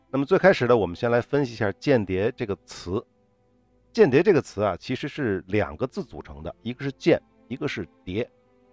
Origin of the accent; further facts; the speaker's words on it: China; 我们中国人啊，尤其咱们这一辈岁数稍微大一点儿的人